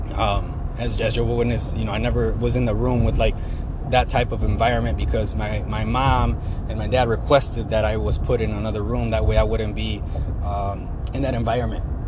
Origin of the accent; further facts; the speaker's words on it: Sandwich, Illinois, United States; also born or lived in Plano, Illinois; I grew up in Sandwich. I was born in Sandwich, Illinois.